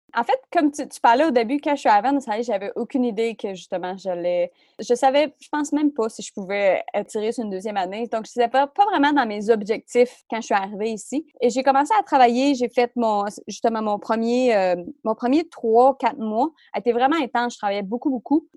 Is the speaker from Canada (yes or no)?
yes; Rimouski, Quebec, Canada; moved away as an adult; now in Sydney, Australia; J'ai grandi comme à Rimouski, dans le bas du fleuve, j'ai grandi sur le bord de la mer